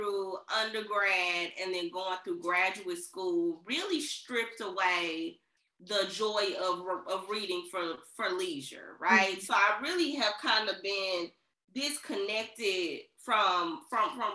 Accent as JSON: {"language": "English", "town": "Centreville", "region": "Illinois", "country": "United States", "tie": "born or raised there", "said": "I'm from Centralville, Illinois. So we had the Cali Boyd Center out here. That was our library. It's closed down now, unfortunately. I have fantasies of opening that center back up because it's such a big part of my childhood."}